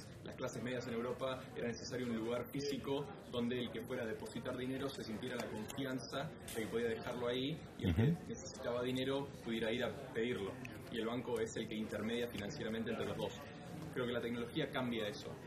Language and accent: Spanish; Buenos Aires, Argentina; moved away as an adult; also born or lived in United States; creciendo en Argentina